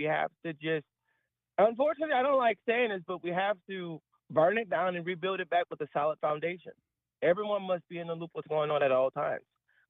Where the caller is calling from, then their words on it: Baton Rouge, Louisiana, United States; Hi, Tim. I'm calling from the great state of Baton Rouge, Louisiana.